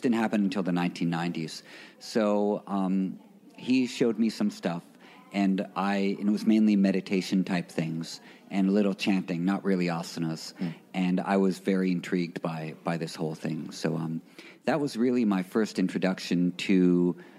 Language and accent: English; New York City, New York, United States; I'm from New York City, a native New Yorker. Um, I grew up in Greenwich Village